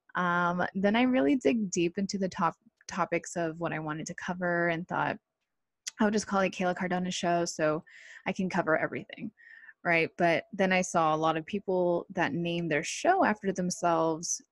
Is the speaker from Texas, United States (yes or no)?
no; Costa Mesa, California, United States; also born or lived in Irvine, California; born and raised in South Orange County, more like Costa Mesa, Santa Ana area